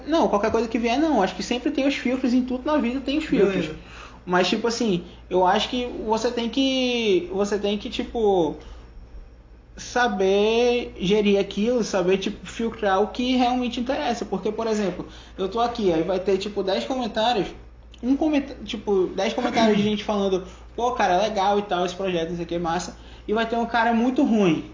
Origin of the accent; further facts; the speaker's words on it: Manaus, Amazonas, Brazil; eu sou de Manaus